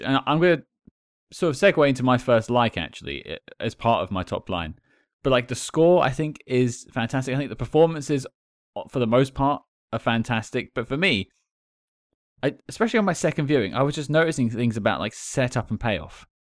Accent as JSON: {"language": "English", "country": "United Kingdom", "said": "I'm British"}